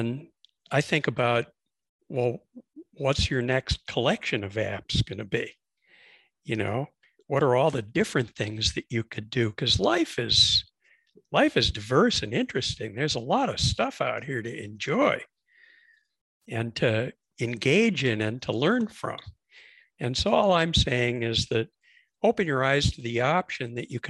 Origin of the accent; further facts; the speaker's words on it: Mexico City, Mexico; accent: Chicago; also born or lived in Chicago, United States; I'm originally from Chicago, as you can probably tell from the way I speak. But my dad was an entrepreneur, moved the family to Mexico when I was a kid. So I grew up in Mexico City